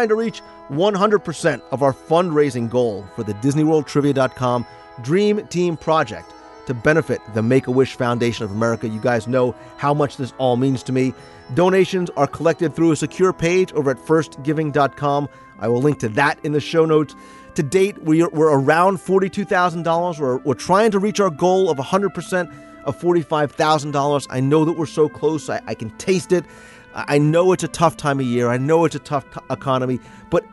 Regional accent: New Jersey, United States; accent: Jersey; my Jersey accent

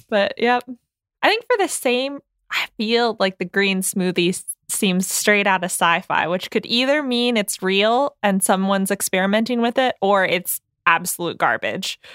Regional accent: United States; we are English speaking and we were all born and raised in the United States

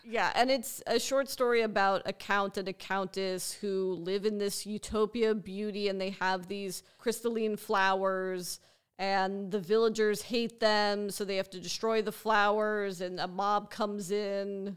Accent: Los Angeles, California, United States; as someone who grew up here

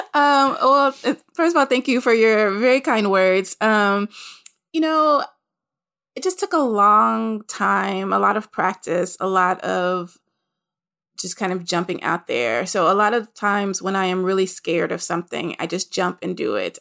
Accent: Nashville, Tennessee, United States; I'm from Nashville, Tennessee

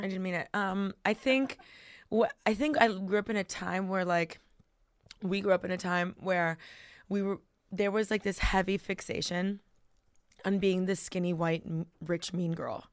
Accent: Miami, Florida, United States; I was born and raised in Miami

